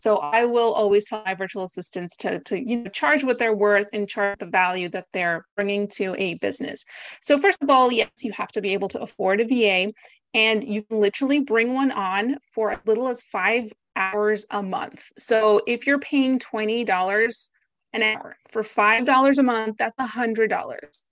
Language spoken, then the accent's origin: English; United States; moved away as an adult; also born or lived in Greece; now in Essex, United Kingdom; I am not British, as you can probably tell from my accent. I am Greek American, and I moved to the U K about six years ago.